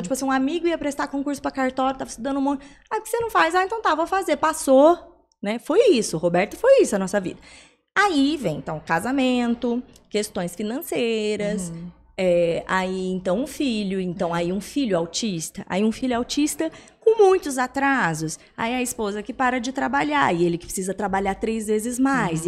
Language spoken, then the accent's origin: Portuguese; São José do Rio Preto, São Paulo, Brazil; eu sou de São José do Rio Preto, nós estamos lá